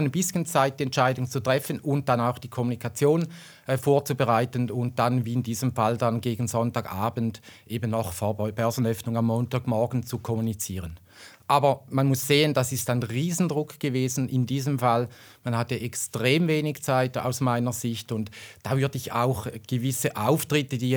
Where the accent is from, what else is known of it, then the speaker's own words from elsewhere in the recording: Switzerland; Da sind wir Schweizer vielleicht dann eben nicht wirklich äh, äh Nummer eins